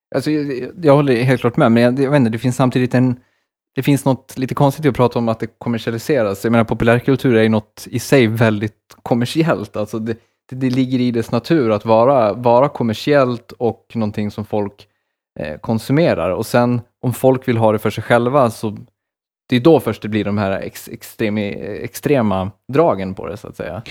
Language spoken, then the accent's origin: Swedish; Borlänge, Dalarna County, Sweden; den största musikfestivalen i Sverige är ju från min hemstad